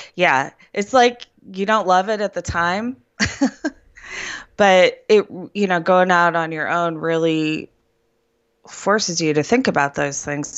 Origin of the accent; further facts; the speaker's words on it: Cleveland, Ohio, United States; moved away as an adult; also born or lived in central Pennsylvania; now in Pennsylvania, United States; I'm from Cleveland, Ohio